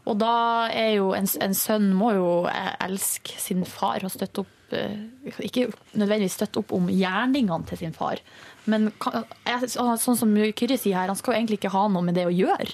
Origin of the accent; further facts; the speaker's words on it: Northern Norway, Norway; now in Oslo, Norway; i Nord-Norge, der jeg kommer fra